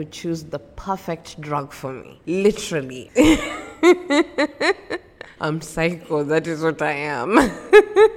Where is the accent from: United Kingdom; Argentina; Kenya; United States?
Kenya; Mombasa, Mombasa County; I am from Mombasa, Kenya.